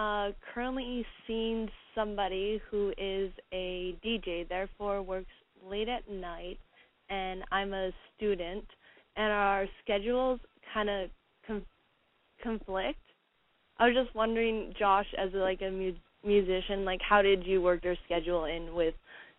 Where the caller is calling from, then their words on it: Winnipeg, Manitoba, Canada; I'm 22. And I'm from Winnipeg.